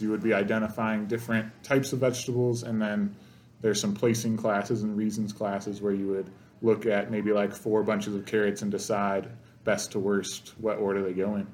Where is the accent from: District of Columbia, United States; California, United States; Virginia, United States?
California, United States; Salinas; moved away as an adult; now in Montana, United States; I'm from California, Salinas, California. It's the vegetable capital of the world